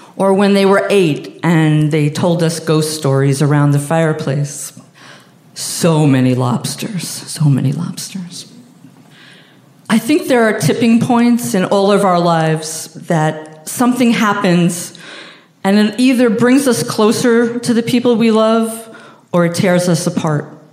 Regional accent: Long Island, New York, United States; I'm a middle class Jew from Long Island.

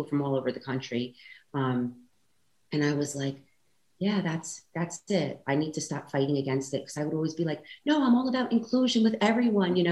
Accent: New York, United States; moved away; So originally I came from New York

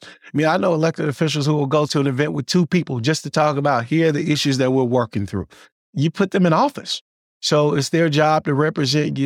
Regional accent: Mississippi, United States; now in Illinois, United States; I'm originally from Mississippi.

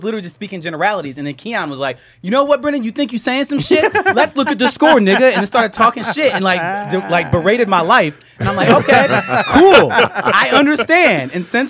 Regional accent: Flint, Michigan, United States; So I'm from Flint.

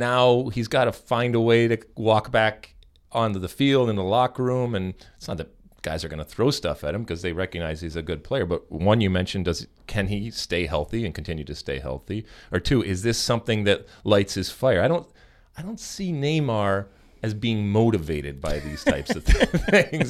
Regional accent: United States; being American

